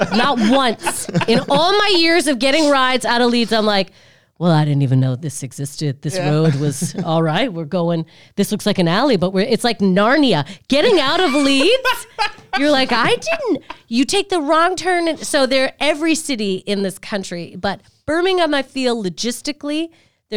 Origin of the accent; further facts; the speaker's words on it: Canada; now in United Kingdom; I'm from Canada, where I have come from a baby country